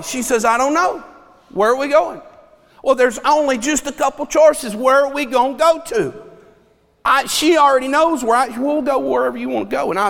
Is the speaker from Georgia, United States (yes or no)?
yes; Dallas, Georgia, United States; now in Rockmart, United States; I'm from Dallas